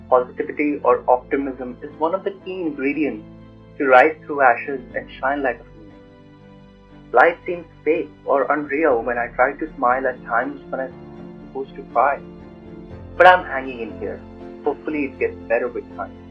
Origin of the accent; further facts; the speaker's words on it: New Delhi, Delhi, India; now in New York City, United States; I was born and raised in Motinagar, New Delhi, India. I currently live in New York City.